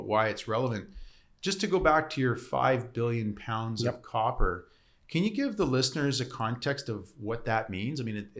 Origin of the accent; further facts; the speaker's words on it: Port Alberni, British Columbia, Canada; I grew up in Port Alberni, It's in my kind of backyard.